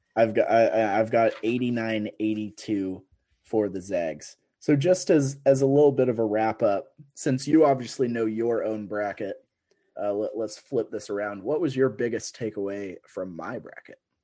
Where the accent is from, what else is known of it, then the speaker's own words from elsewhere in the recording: Washington, United States; I'm from Washington State, as you know. I'm on the other side of the mountains of Spokane.